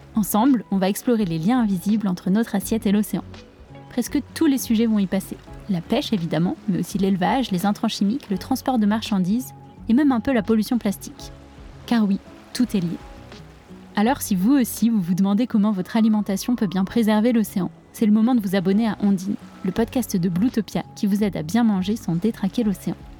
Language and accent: French; La Rochelle, Nouvelle-Aquitaine, France; J'ai grandi à La Rochelle, sur la côte atlantique